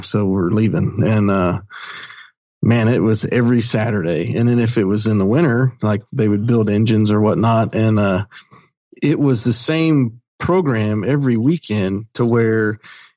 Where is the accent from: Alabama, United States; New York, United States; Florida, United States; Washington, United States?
Alabama, United States; Eufaula; also born or lived in Gambrills, Maryland; now in Birmingham, United States; my mom moved to Alabama and little small town called Eufaula. And went to school there and graduated high school